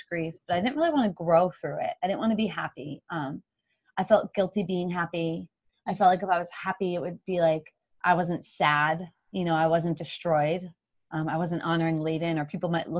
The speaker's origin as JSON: {"language": "English", "town": "Hopkinton", "region": "Massachusetts", "country": "United States", "tie": "born or raised there", "also_born_or_lived": "Boston", "said": "my home city. And it actually starts in my hometown where my parents live."}